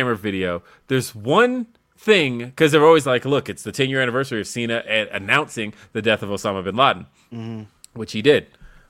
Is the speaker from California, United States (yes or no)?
yes; Los Angeles, California, United States; now in Denver, United States; Yeah, I don't get to say that. I'm from Los Angeles. It's L.A.